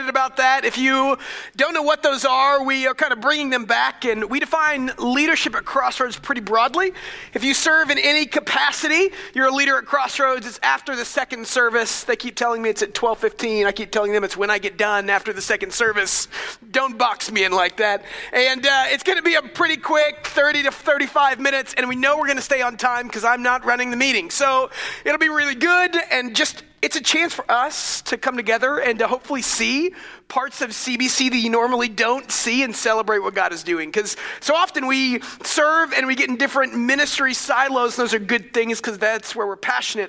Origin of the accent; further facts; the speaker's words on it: Dallas, Texas, United States; I grew up Methodist in Dallas